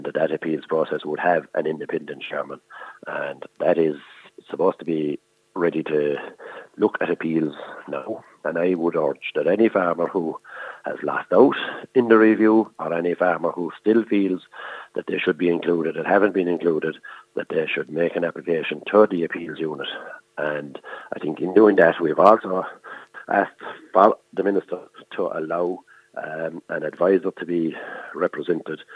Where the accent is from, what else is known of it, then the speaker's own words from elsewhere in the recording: Ireland; as Irish farmers